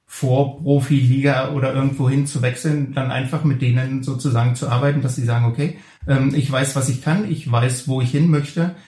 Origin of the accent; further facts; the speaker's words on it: the east of the Republic, East Germany, Germany; ich bin ja damals im Osten der Republik groß geworden